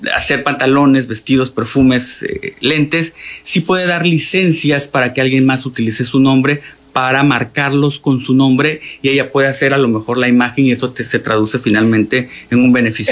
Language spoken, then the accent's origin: Spanish; Tabasco, Mexico